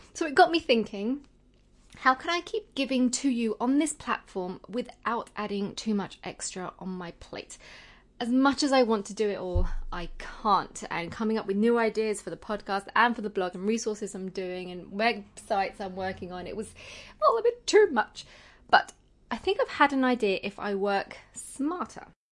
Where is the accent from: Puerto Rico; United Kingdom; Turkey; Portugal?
United Kingdom; being British myself